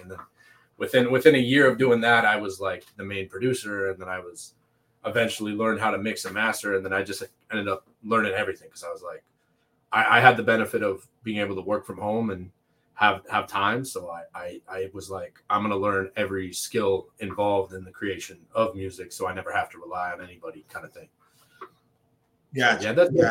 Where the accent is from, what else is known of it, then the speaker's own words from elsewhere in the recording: Toronto, Ontario, Canada; also born or lived in Montreal; now in Oshawa, Canada; I lived in Toronto most of my childhood, and then I moved to Oshawa, which is like Durham region, just hour outside of Toronto, and I've been living there for most mm-hmm. of my mm-hmm. teenage and adult life